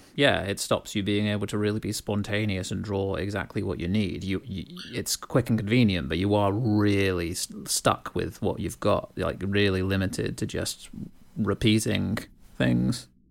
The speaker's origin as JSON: {"language": "English", "country": "United Kingdom", "tie": "born or raised there", "said": "growing up in Britain"}